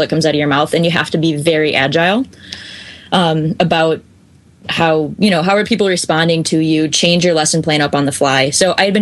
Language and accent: English; Chicago, Illinois, United States; now in Minneapolis, United States; I'm actually from Chicago originally